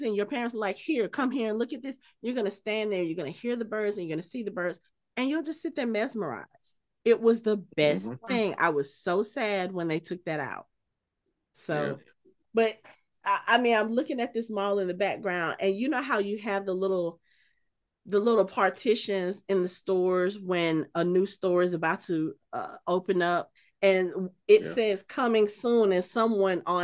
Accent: Atlanta, Georgia, United States; I grew up in Southwest Atlanta, right near Greenbrier Mall

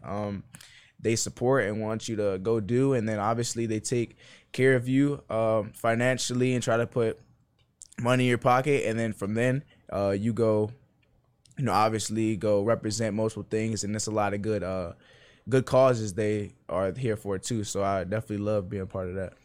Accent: Maryland, United States; moved away as an adult; now in Blacksburg, United States; I'm from Maryland

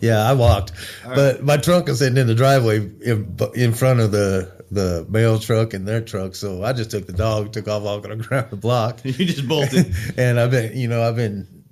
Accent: Wyoming, United States; also born or lived in Springfield, Missouri; I'm born in Springfield, raised in Wyoming

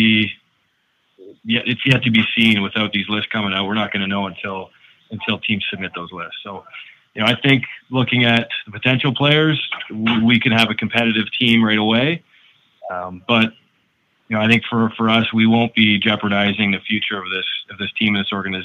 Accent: Peterborough, Ontario, Canada; also born or lived in Denver, Colorado; I'm from Peterborough

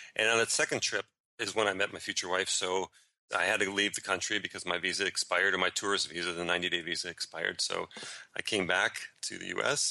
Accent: Florida, United States; moved away as an adult; also born or lived in Chicago, Illinois; now in Rome, Italy; I grew up in Chicago until I was about eight, and that's that's when my family moved down to Florida

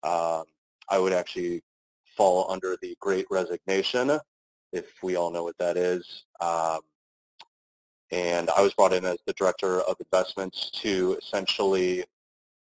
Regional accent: Chicago, Illinois, United States; I was born and raised in Chicago, spent my formative years there

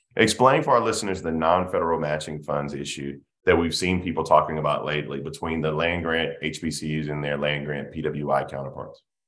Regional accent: South Carolina, United States; We're both from South Carolina.

